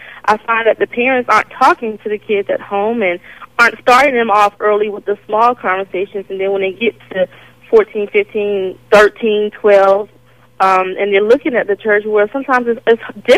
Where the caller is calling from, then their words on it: Suffolk, Virginia, United States; I'm calling from Suffolk, and I'm 30 years old.